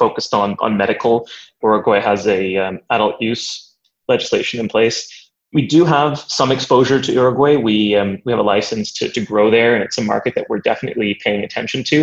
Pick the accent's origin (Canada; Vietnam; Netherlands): Canada; moved away as an adult; also born or lived in Waterloo, Canada; now in London, United Kingdom; my background is largely that I'm Canadian